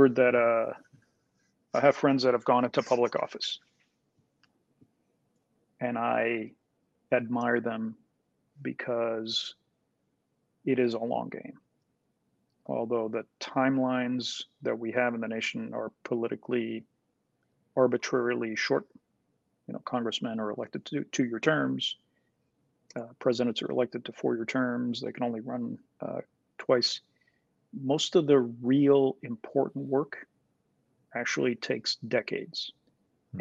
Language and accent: English; Puerto Rico; I was born in Puerto Rico